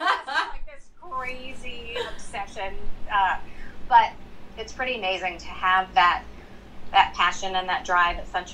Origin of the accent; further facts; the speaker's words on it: Miami, Florida, United States; also born or lived in Boca Raton, Florida; I was born and raised in Miami, Florida.